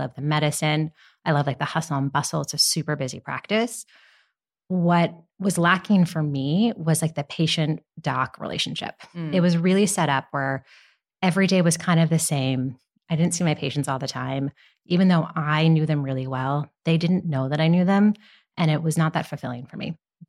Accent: New York City, New York, United States; I grew up in New York City.

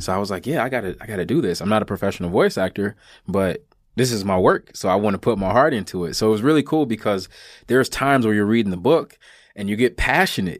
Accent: United States; I'm an American

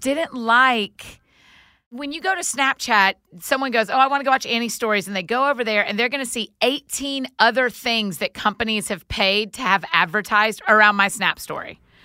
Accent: the South, United States; growing up in the South, it was just really special

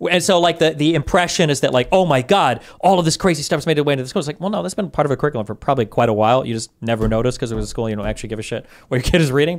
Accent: Nebraska, United States; if I started to see people show up from like California or Wyoming, we're from Nebraska

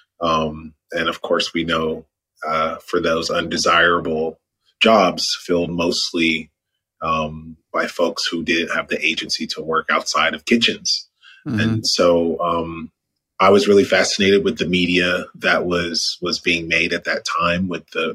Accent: Atlanta, Georgia, United States; I'm calling in from Atlanta, GA, my hometown

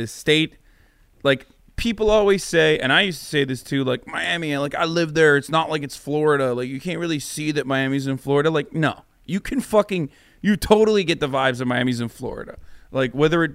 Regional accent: Turkey; moved away; I had a bodyguard growing up in Turkey

